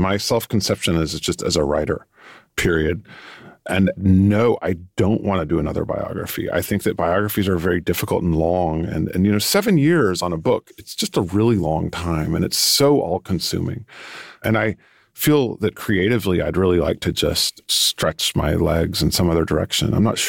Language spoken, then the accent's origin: English; New York, United States; because I'm from New York in a certain way, and I'm from the book world, the literary world